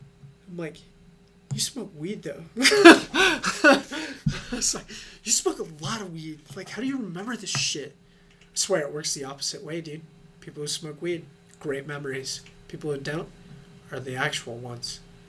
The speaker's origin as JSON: {"language": "English", "town": "Broomfield", "region": "Colorado", "country": "United States", "tie": "born or raised there", "said": "I grew up in Broomfield, Colorado."}